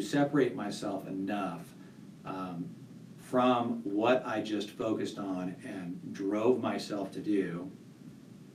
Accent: Santa Barbara County, California, United States; moved away as an adult; also born or lived in Santa Cruz, California; now in Colorado Springs, United States; I grew up in Santa Barbara County

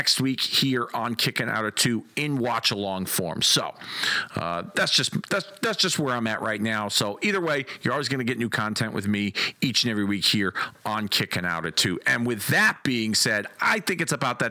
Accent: Hartford, Connecticut, United States; from my hometown of Hartford, Connecticut.

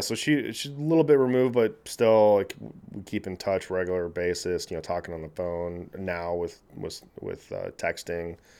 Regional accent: Naperville, Illinois, United States; also born or lived in Kansas City, Missouri; I grew up in Naperville

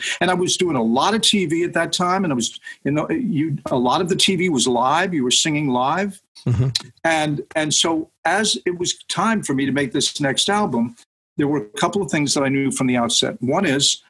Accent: Nyack, New York, United States; my hometown of Nyack, New York

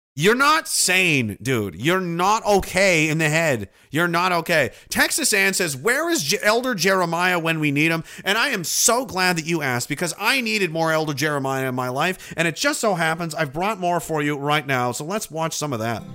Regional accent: Canada; as Canadian citizens

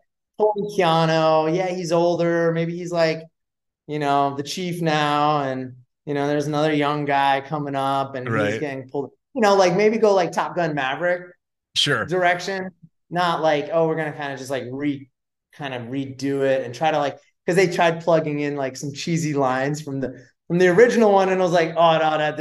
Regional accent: Westchester County, New York, United States; I was born and raised in New York, just outside New York City in Westchester County.

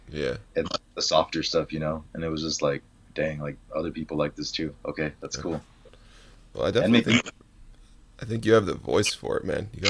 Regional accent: Mexico; born there; Us being like I was born in Mexico, um, yeah. so like having a lot of family and that's just always a part of who we are.

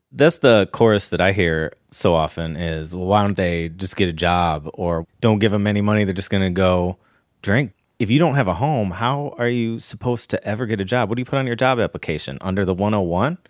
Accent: Ohio, United States; now in Los Angeles, United States; I remember in the early nineties, growing up in Ohio

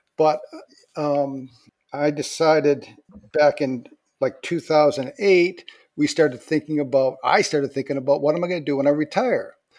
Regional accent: Port Huron, Michigan, United States; moved away as an adult; now in Montpelier, United States; we lived in Michigan Port Huron Michigan that's where I grew up that was my hometown

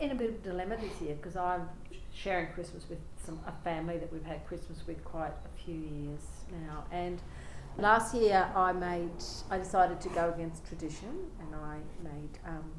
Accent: North Queensland, Australia; now in Alice Springs, Australia; growing up in North Queensland. There were always storms.

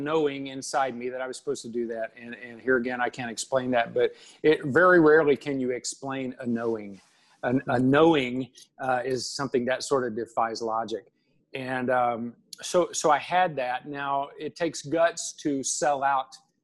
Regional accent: Russell Springs, Kentucky, United States; moved away as an adult; now in Nashville, United States; my hometown, Russell Springs, Kentucky.

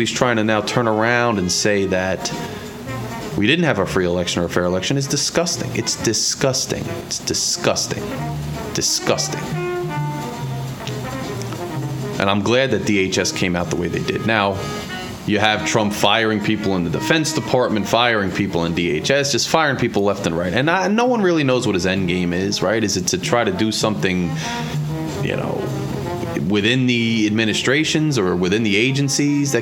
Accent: United States; as an American

